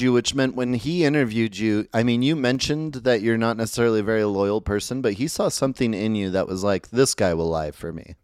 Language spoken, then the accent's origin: English; Medford, Oregon, United States; now in Utah, United States; I'm from Medford, Oregon